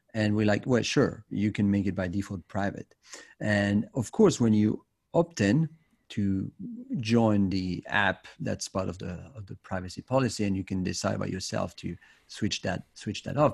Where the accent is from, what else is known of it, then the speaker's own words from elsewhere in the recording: Switzerland; in my home country in Switzerland